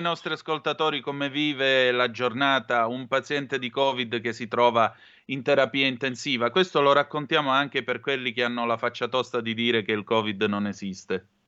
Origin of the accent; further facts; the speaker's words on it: Vibo Valentia, Calabria, Italy; moved away as an adult; io sono di Vibo Valencia e come vede parlo così